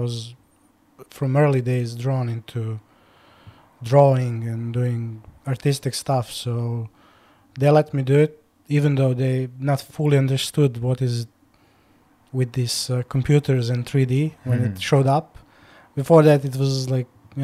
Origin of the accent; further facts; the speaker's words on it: Serbia; moved away as an adult; now in London, United Kingdom; I'm coming from Serbia and I've been here in UK for the almost 10 years now.